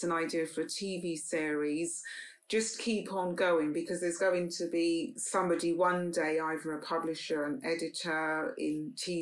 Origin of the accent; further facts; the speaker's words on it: London, United Kingdom; we moved from Paddington to Notting Hill